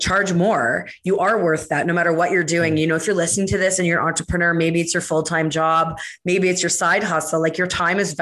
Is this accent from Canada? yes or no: yes; Canada; being Canadian